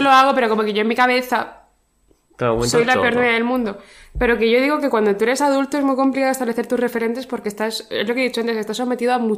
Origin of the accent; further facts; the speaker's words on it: Region of Murcia, Spain; now in Madrid, Spain; yo soy murciana.